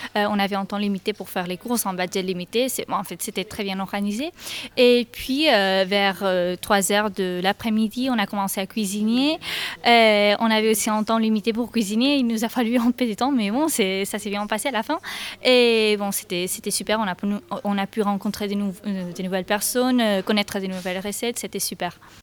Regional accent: Spain; French is a second language; moved away as an adult; now in Rennes, France; je suis espagnole et je suis ici en Erasmus

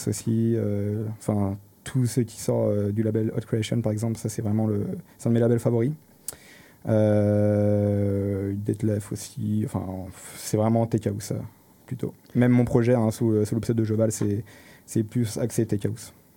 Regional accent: Paris, Île-de-France, France; moved away as an adult; now in Rennes, France; je viens, de Paris à la base, et euh, je suis arrivé sur Rennes il y a, 5-6 ans

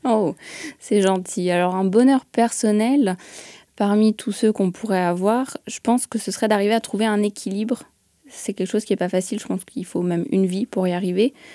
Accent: Lyon suburbs, Auvergne-Rhône-Alpes, France; moved away; je viens de Lyon

